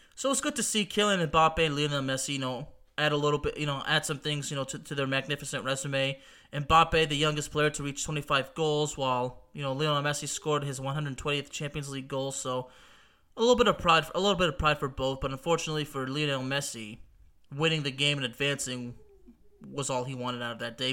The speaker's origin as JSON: {"language": "English", "town": "Lyon", "region": "Auvergne-Rhône-Alpes", "country": "France", "tie": "born or raised there", "moved": "yes", "said": "Olympique Lyonnais, the club of my hometown in France"}